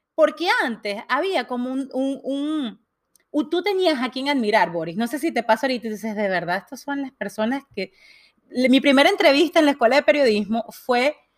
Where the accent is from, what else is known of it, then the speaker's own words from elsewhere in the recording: Venezuela; moved away; yo vengo de Venezuela y, y de alguna manera crecí viendo este, este, gobierno